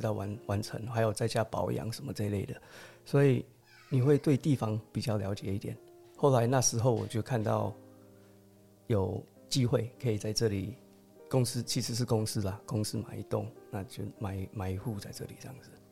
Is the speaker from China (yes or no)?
no; United States; accent: ABC; also born or lived in Qingpu, Taoyuan, Taiwan; now in Taoyuan, Taiwan; 我从小以前就在美国长大，后来就是比较美式这样子，所以讲话有时候比较A B C